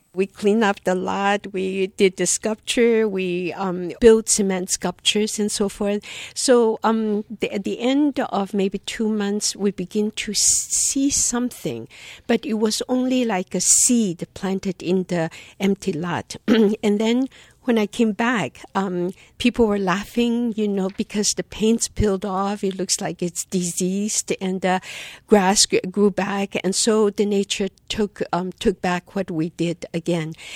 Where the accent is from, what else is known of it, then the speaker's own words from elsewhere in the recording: Taiwan; also born or lived in China / North Philadelphia; now in Philadelphia, United States; born in China, growing up in Taiwan